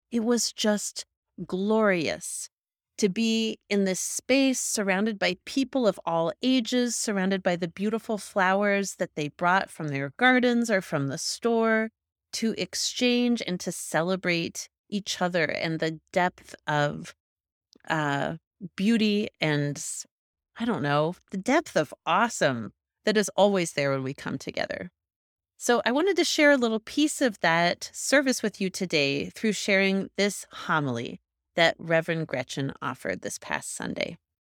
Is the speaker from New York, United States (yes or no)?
no; Kansas, United States; now in Colorado, United States; I'm from Kansas, just north of your home of Oklahoma